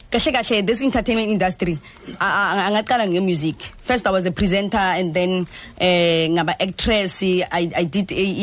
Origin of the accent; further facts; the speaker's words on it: Pretoria, Gauteng, South Africa; Zulu is a second language; i grew up khona lapho e epitori mm. in atrichville